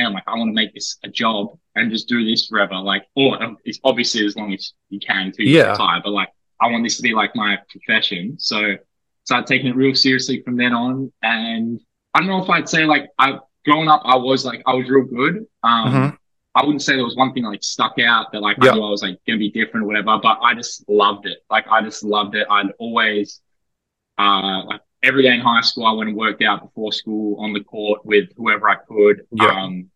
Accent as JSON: {"language": "English", "town": "Perth", "region": "Western Australia", "country": "Australia", "tie": "born or raised there", "also_born_or_lived": "Canberra", "moved": "as an adult", "lives_now": "Illawarra, Australia", "said": "growing up in Perth, I got awesome family life, two brothers and a sister"}